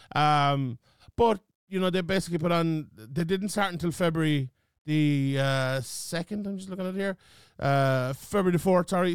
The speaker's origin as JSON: {"language": "English", "country": "Ireland", "said": "being Irish and in Ireland"}